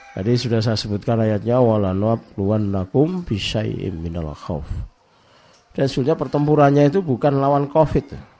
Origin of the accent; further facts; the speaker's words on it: East Java, Indonesia; di Jawa Timur, termasuk di kampung saya ini